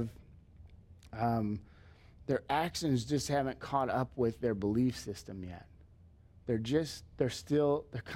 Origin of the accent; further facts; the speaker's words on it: Leo, United States; growing up in Leo, it was Leo kids.